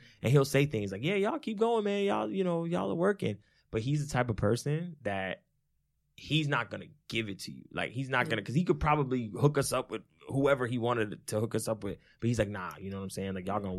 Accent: New Jersey, United States; he, you know, lived across the street from us as we were growing up in Jersey. Mm-hmm. When we first moved to Jersey, he moved in probably like a year or so after.

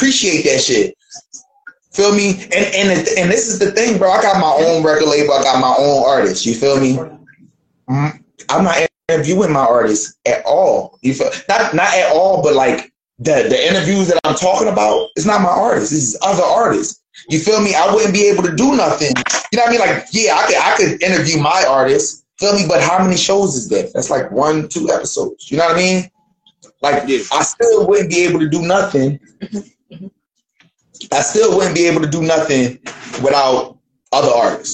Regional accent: Philadelphia, Pennsylvania, United States; now in Dayton, United States; I'm from Philly, but right now I'm in Dayton, Ohio

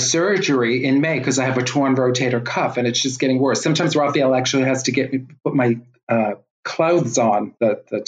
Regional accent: New York City, New York, United States; I'm from New York City

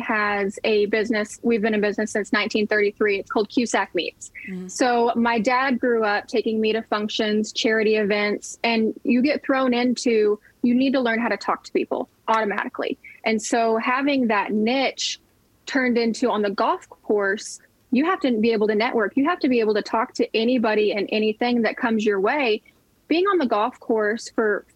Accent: Oklahoma, United States; I grew up in Oklahoma. I grew up on land

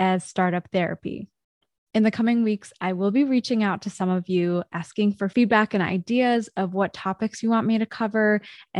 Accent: Vancouver, British Columbia, Canada; I grew up in Vancouver

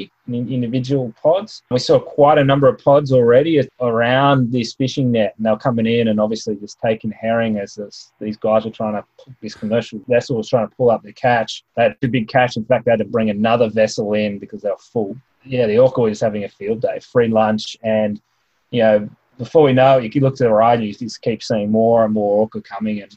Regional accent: Australia; They might not know I'm Australian, they might not speak my dialect

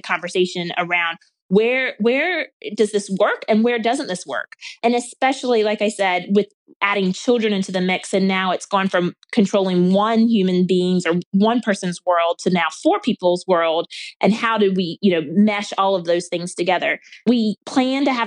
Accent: the South, United States; I grew up in the South. I grew up in a rural town.

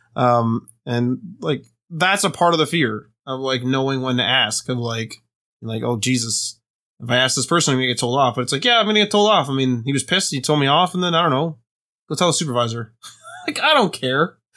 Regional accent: Canada; we're Canadian

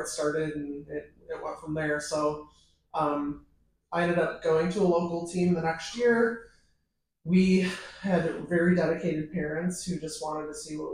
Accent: Sterling, Illinois, United States; moved away as an adult; now in St. Petersburg, United States; I'm from Sterling, Illinois, rural America, 2 hours west of Chicago

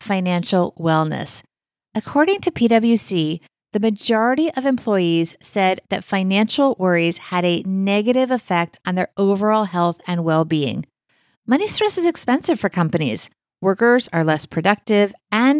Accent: United States; us Americans

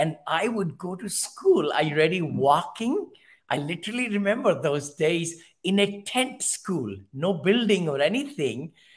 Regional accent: New Delhi, Delhi, India; moved away as an adult; also born or lived in Mumbai, India; now in United States; I'm from India originally, Ken, and I was born in Motibagh, M-O-T-I, Motibagh, in South Delhi.

